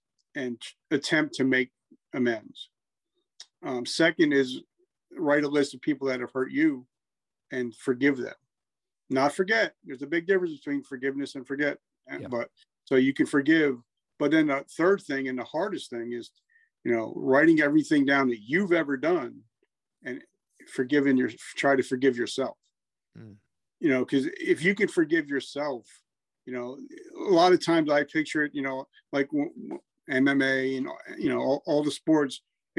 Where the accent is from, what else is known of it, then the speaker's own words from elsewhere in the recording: New Jersey, United States; Horrible. I grew up in Jersey.